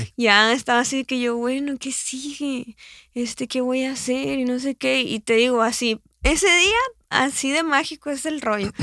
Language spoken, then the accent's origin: Spanish; Hermosillo, Sonora, Mexico; moved away as an adult; also born or lived in Guadalajara; yo soy sonorense, amo mi estado, amo mi ciudad, o sea, yo voy a estar aquí, yo voy a estar aquí en Hermosillo